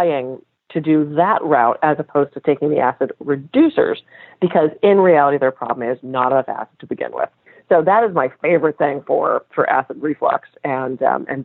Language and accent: English; United States; I'm American